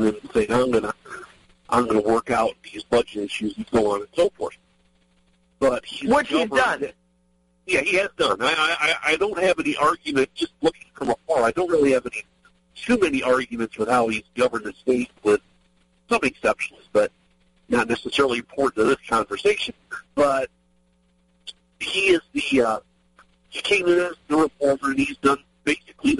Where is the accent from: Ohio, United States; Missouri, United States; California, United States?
Ohio, United States; moved away as an adult; now in Maryland, United States; I actually am from Ohio originally. I moved down here in 2004 to Maryland, but I'm from Ohio originally